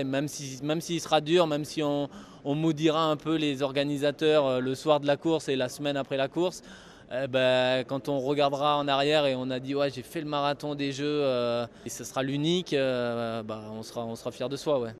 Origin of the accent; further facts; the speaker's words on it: France; nous, en tant que Français